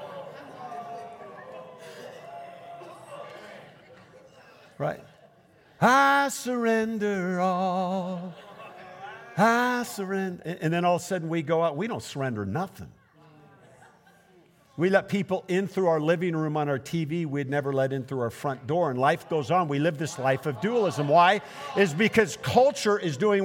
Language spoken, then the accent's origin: English; Portland, United States; I'm from Portland